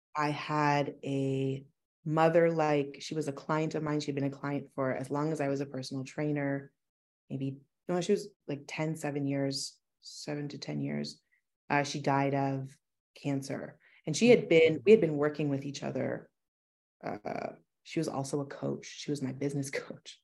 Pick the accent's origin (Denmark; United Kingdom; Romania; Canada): Canada; Kincardine, Ontario; moved away as an adult; also born or lived in Toronto; I started a small business in my hometown, Kincardine